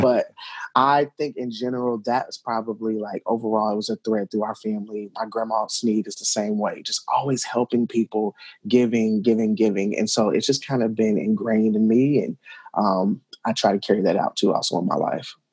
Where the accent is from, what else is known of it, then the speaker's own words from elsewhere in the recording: Cincinnati, Ohio, United States; the community that I grew up in in Madisonville and Cincinnati